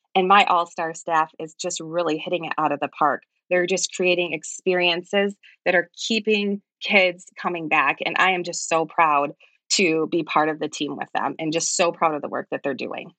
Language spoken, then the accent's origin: English; Grand Rapids, Muskegon area, Michigan, United States; moved away as an adult; now in East Jordan, United States; I'm originally from the Grand Rapids, Muskegon area